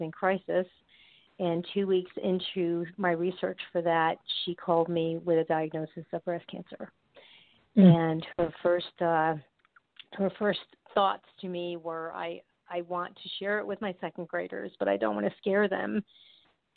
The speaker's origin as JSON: {"language": "English", "region": "New York", "country": "United States", "moved": "yes", "lives_now": "Florida, United States", "said": "I'm originally from New York"}